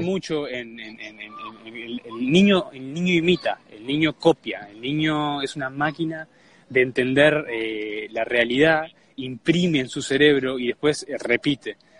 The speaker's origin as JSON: {"language": "Spanish", "country": "Uruguay", "said": "Somos uruguayos"}